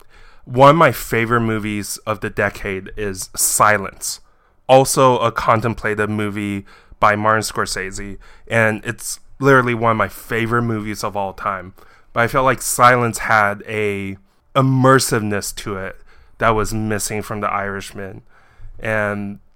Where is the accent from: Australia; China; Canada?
China; I was born in China, and this movie was actually filmed in my hometown in China